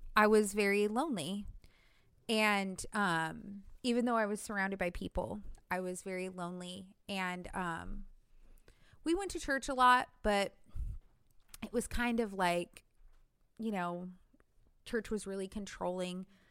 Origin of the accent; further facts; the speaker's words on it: California, United States; moved away as an adult; That's where I grew up in Cali